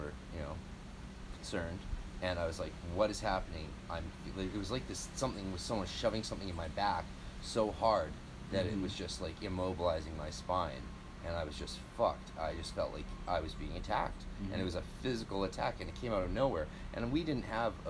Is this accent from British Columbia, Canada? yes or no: yes; British Columbia, Canada; I'm Canadian.